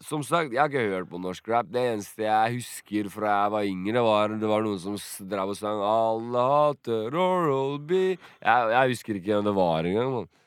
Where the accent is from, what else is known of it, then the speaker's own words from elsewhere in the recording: Drenica, Kosovo; now in Norway; Siden det er min første mann, Drenica-mann, det her det er der jeg er fra, i Kosovo.